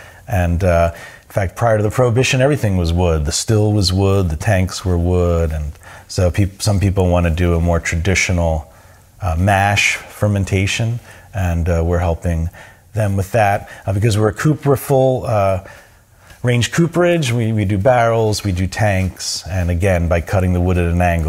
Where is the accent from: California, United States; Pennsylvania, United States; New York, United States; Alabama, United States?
Pennsylvania, United States; Philadelphia; born there; I was born in Philadelphia. And if I try and get my accent back